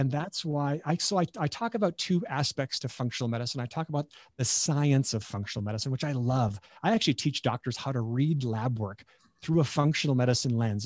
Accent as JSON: {"language": "English", "town": "Beulah", "region": "North Dakota", "country": "United States", "tie": "born or raised there", "also_born_or_lived": "Nebraska", "moved": "as an adult", "said": "being a North Dakotan"}